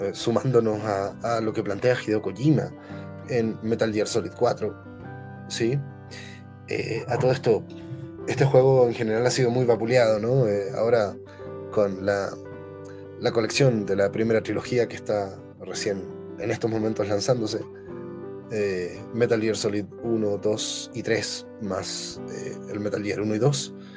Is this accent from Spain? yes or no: no; Chile; yo como chileno pertenezco al país que tiene la más grande colonia palestina en el mundo